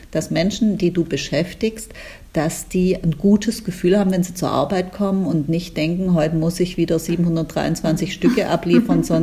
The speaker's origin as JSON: {"language": "German", "region": "Baden-Württemberg", "country": "Germany", "said": "Weißt du, Sina, du bist Schwäbin, ich bin Schwäbin."}